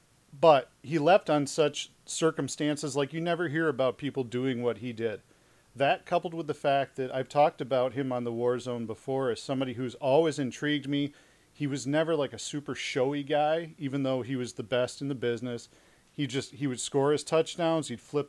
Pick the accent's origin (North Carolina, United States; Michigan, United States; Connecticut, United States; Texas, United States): Michigan, United States; Detroit; Growing up in Detroit as a Lions fan